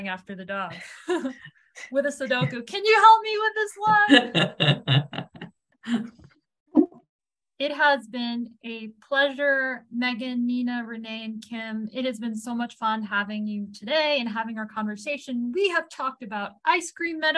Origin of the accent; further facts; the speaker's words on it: New England, United States; I grew up in New England